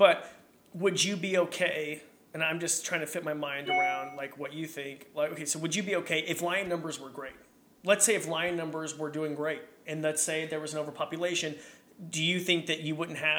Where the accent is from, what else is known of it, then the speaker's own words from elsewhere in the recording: Robie Creek, Idaho, United States; I grew up in Roby Creek. And so we lived in a cabin